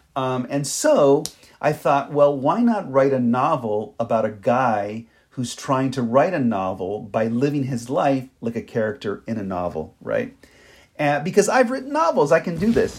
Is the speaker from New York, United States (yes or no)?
no; Los Angeles, California, United States; as a native of the city of Los Angeles